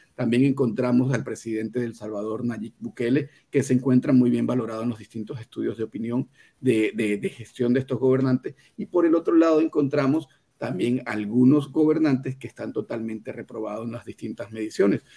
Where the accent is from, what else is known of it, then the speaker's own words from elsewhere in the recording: Venezuela; now in Mexico City, Mexico; como venezolano, tengan mucho cuidado porque vengo del futuro. Ya lo vivimos en Venezuela